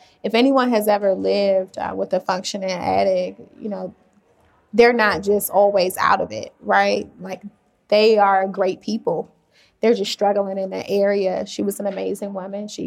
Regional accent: Washington, District of Columbia, United States; I grew up in Washington, D.C.

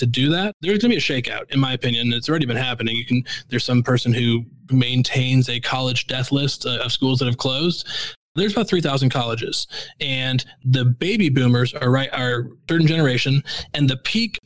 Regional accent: Missouri, United States; I grew up in Missouri

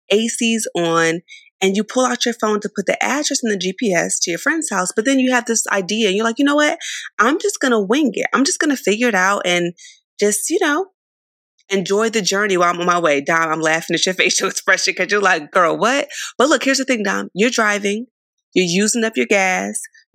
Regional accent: Philadelphia, Pennsylvania, United States; Now, I'm from the East Coast, y'all. I'm from Philly.

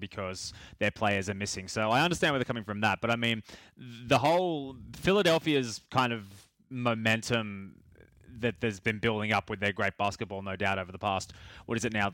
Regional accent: Australia; being from sort of my hometown

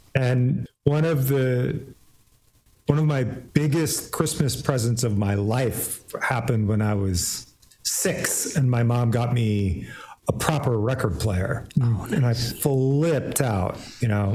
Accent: Iowa City, Iowa, United States; moved away as an adult; also born or lived in Portland, Oregon; I grew up in Iowa City

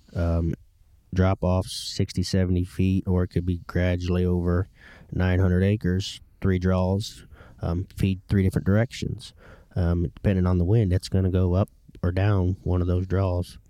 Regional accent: Ohio, United States; I grew up in Ohio

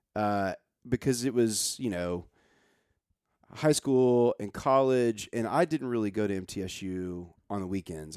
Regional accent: Nashville, Tennessee, United States; moved away as an adult; I grow up in Nashville

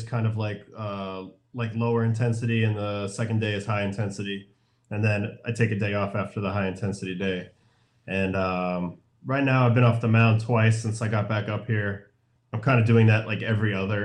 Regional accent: New York, United States; I'm from New York

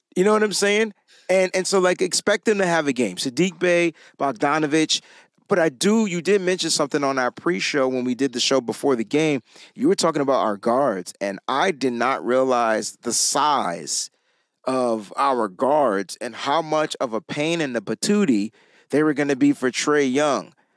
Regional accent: Connecticut, United States; I'm from Connecticut

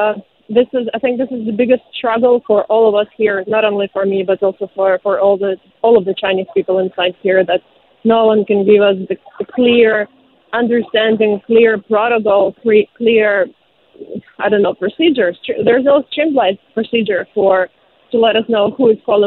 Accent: Zaporizhzhia, Zaporizhzhia Oblast, Ukraine; now in Shanghai, China; I'm from Zaporizhia. This is where my family is from, and this is where they are right now.

